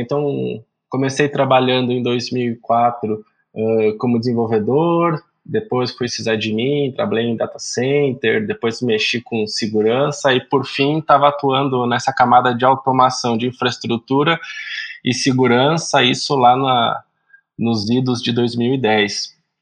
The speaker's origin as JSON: {"language": "Portuguese", "town": "Araraquara", "region": "São Paulo", "country": "Brazil", "also_born_or_lived": "Paraná", "said": "sou do interior de São Paulo, da senhora Araraquara"}